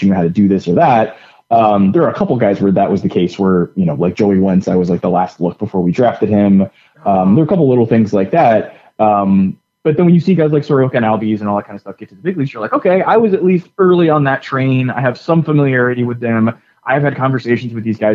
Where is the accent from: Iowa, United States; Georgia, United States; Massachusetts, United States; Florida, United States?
Florida, United States; also born or lived in Alabama; now in Atlanta, United States; I grew up in the South. My family's from Alabama. I was in Florida growing up before we had teams there